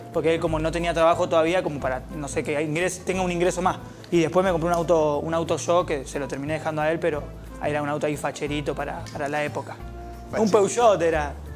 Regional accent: Argentina; como todo argentino freestyler

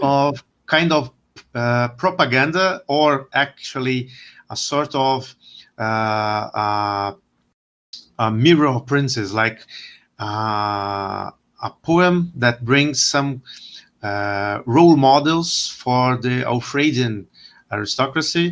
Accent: Brazil; also born or lived in Winchester; I'm from Brazil, and actually, I am a historian here in, in Brazil

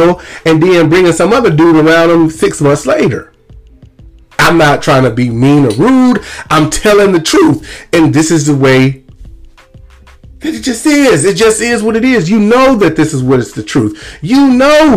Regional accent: Lumberton, Mississippi, United States; moved away as an adult; I am from Lumberton, Mississippi. I was not born and raised in Lumberton, but I was raised in Lumberton since the fifth grade

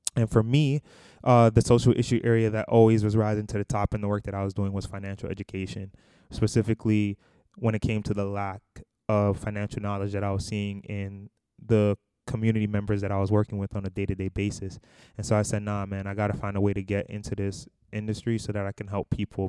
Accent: New York City, New York, United States; also born or lived in Boston, Massachusetts; we're both originally from Brooklyn, New York, actually, the Bushwick area

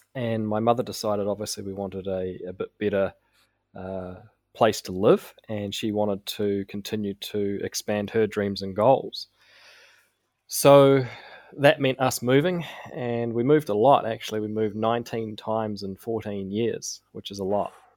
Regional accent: Auckland, New Zealand; I was raised in South Auckland, uh, by my mother, single mum

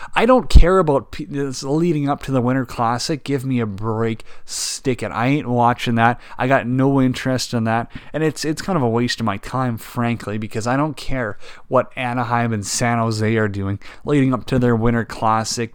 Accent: Canada; we're Canadian

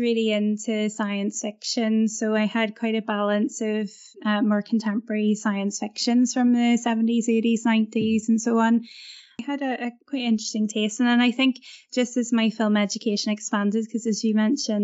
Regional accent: Belfast, Northern Ireland, United Kingdom; Cinema is quite a big deal in Northern Ireland, where I come from. And I grew up in Belfast

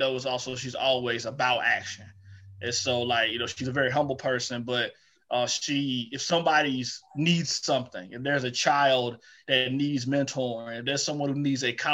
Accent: Eatonton, Georgia, United States; growing up in Edenton, Georgia

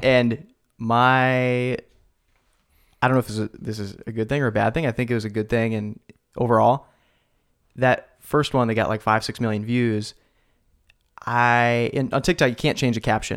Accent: Salem, United States; Salem, my hometown

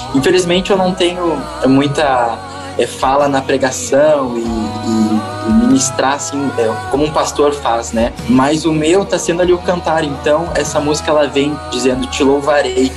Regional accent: Porto Alegre, Rio Grande do Sul, Brazil; now in Jundiaí, Brazil; Eu sou lá de Porto Alegre, Rio Grande do Sul. Hoje eu tô morando em Jundiaí, São Paulo, né? Mas sou gaúcho

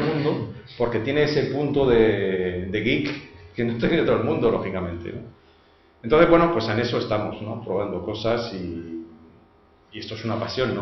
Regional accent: France; Spanish is a second language; now in Spain; yo que soy francés

